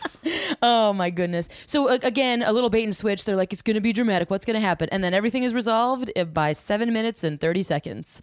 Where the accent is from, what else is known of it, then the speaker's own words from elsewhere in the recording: Midwest, United States; I'm from the Midwest.